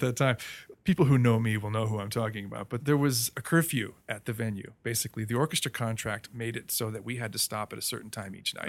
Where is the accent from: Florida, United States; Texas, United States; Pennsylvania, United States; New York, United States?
Florida, United States; Melbourne; moved away; I grew up mostly in Melbourne, Florida, a little town on the East Coast